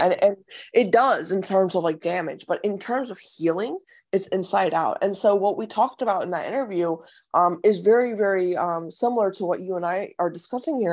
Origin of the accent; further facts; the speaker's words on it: Ohio, United States; moved away; also born or lived in San Diego; I, I grew up in Ohio as well